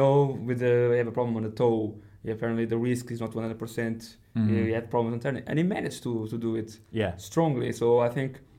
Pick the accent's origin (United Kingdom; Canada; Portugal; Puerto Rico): Portugal; moved away; when I grew up in Portugal